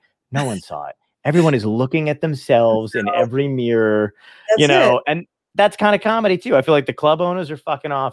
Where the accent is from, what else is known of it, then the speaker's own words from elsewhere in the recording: New Jersey, United States; also born or lived in Brooklyn, New York; I'm from Brooklyn. I grew up in New Jersey